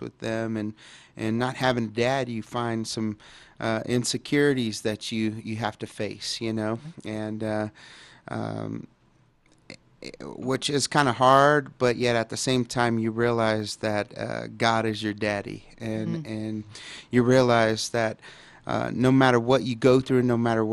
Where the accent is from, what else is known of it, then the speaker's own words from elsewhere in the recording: Dallas, Texas, United States; I grew up in Dallas, Texas, and in a pretty, bad neighborhood at the time, and it was Oak Cliff